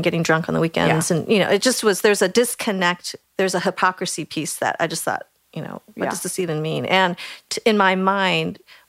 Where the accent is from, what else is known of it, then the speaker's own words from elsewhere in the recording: Boulder, Colorado, United States; I grew up in Boulder, Colorado